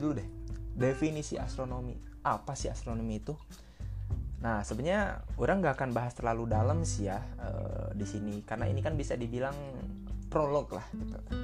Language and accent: Indonesian; Sunda, Indonesia; saya ini orang Sunda